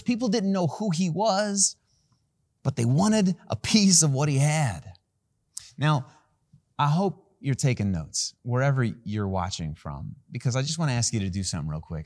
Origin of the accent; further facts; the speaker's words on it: Van Wert, Ohio, United States; I was born in a town called Van Wert, Ohio